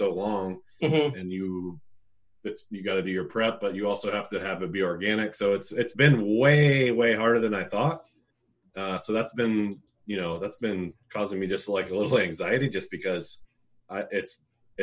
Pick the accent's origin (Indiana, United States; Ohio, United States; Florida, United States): Indiana, United States; Indianapolis; I grew up in Indy